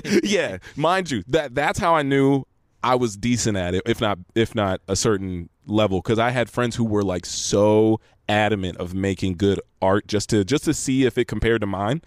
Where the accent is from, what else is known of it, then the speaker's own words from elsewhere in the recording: Los Angeles, California, United States; I'm actually from here